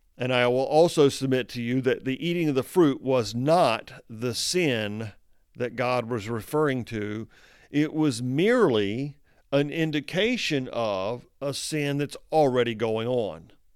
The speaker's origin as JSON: {"language": "English", "country": "United States", "said": "I am an American"}